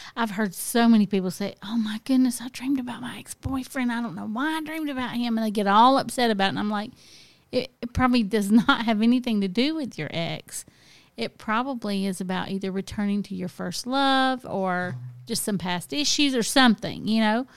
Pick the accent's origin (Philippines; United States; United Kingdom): United States; the South; growing up in the South, I mean, look, my relatives were always living in trailers